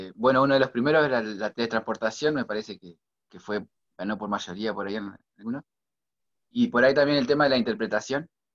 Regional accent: Villaguay, Entre Ríos, Argentina; yo soy de Villaguay, Entre Ríos

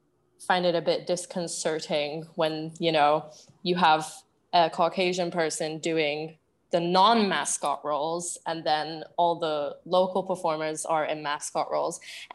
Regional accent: Singapore; accent: Singaporean; now in United Kingdom; Like my Singaporean accent will really come out in any context, but when I'm back in the UK

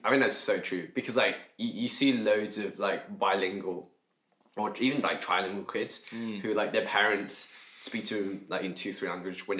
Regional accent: the Wirral, North West England, United Kingdom; moved away as an adult; now in Coventry, United Kingdom; I am from the Wirral

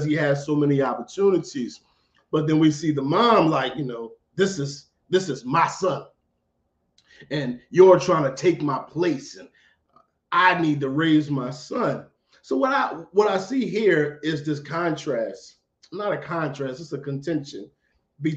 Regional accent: Philadelphia, Pennsylvania, United States; I'm from Philly

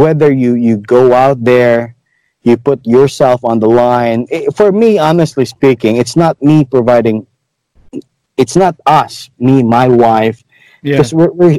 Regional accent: Cadiz, Western Visayas, Philippines; moved away; Being a native of Negros, okay, I came from Cadiz City.

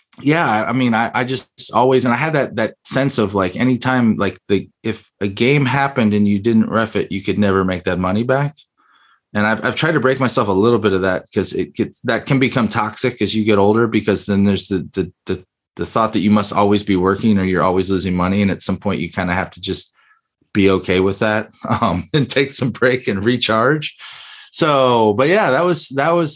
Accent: Miami, Florida, United States; growing up in Miami

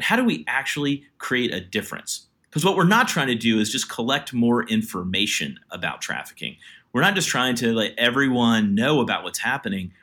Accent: Virginia, United States; moved away as an adult; also born or lived in India; I grew up in Virginia. I'm a white guy from the South

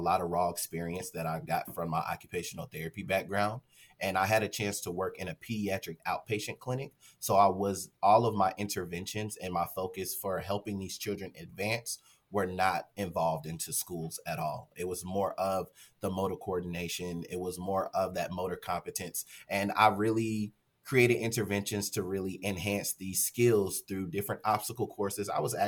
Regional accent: Charlotte, North Carolina, United States; moved away as an adult; now in Fort Worth, United States; I'm originally from Charlotte, North Carolina.

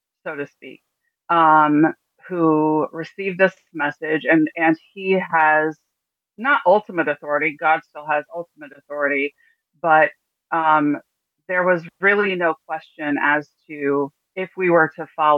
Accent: Martinsville, Indiana, United States; I was born in Indianapolis, Indiana. I spent most of my life being raised in a small town. At the time, it was about 6,000 people large. Called Bartersville, Indiana

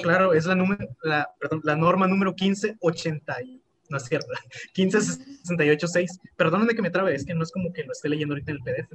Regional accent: Tlalmanalco, State of Mexico, Mexico; de Tlalmanalco

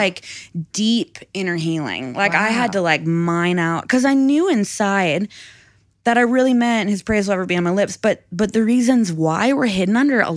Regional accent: Minnesota, United States; I'm from Minnesota, I'm from the north, we have snow.

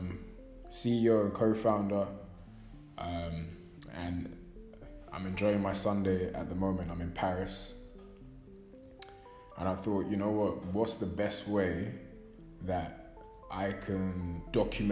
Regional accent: London, United Kingdom; born and raised in London

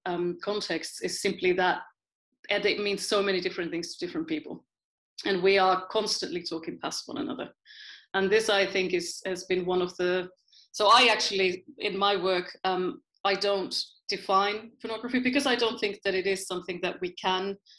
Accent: Finland; moved away as an adult; also born or lived in United Kingdom / Sheffield; now in Amsterdam, Netherlands; And I'm originally from Finland, but I haven't lived in Finland since 1996.

